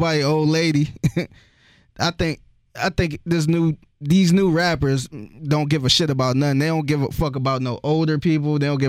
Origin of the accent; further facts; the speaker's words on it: Cleveland, Ohio, United States; I'm from Cleveland, so Cleveland real small